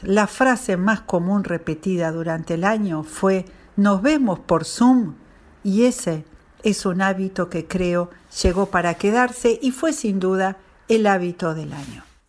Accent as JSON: {"language": "Spanish", "country": "Argentina", "said": "soy de Argentina"}